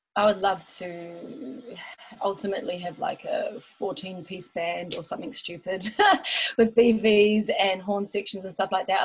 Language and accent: English; Taupo, Waikato, New Zealand; moved away as an adult; also born or lived in Auckland / Melbourne; I was born in Auckland, but then when I was about nine years old, I moved to Taupo and I did all my schooling and was raised there.